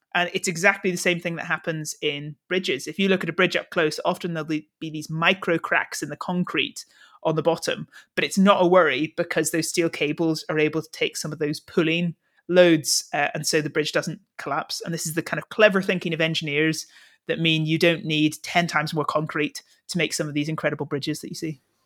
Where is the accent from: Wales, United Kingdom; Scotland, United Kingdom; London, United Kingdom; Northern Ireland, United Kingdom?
Northern Ireland, United Kingdom; being Northern Irish